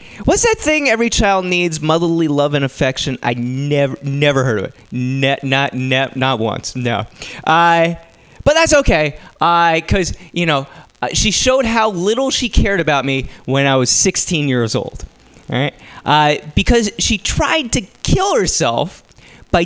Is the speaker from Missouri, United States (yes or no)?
no; New Jersey, United States; now in San Francisco, United States; I come from New Jersey